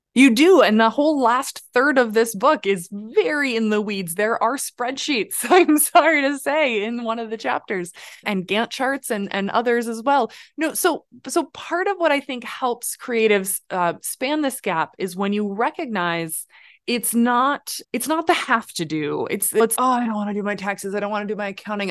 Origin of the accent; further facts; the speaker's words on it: Midwest, United States; moved away; I grew up in the Midwest raised by a grandmother